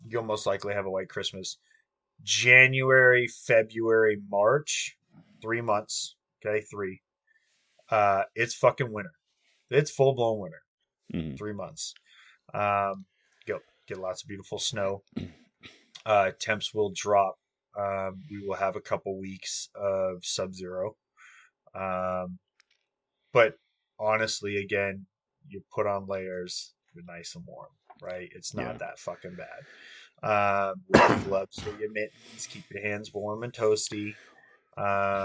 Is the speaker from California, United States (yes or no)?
yes; Southern California, United States; moved away as an adult; also born or lived in Colorado; I grew up in Southern California pretty much my whole life